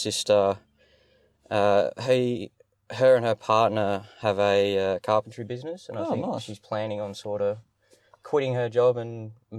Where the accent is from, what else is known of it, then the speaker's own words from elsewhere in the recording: Allendale, South Australia, Australia; Yeah, so I'm a local boy. I grew up down in Allendale, went to Allendale Primary School down there. Moved up, went to Mount High in year 8 from there, went on to there.